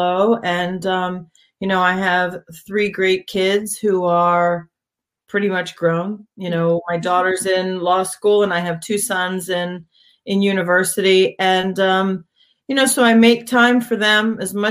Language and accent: English; Hershey, Pennsylvania, United States; moved away as an adult; also born or lived in Europe / Abu Dhabi; I grew up in Hershey, Pennsylvania on a farm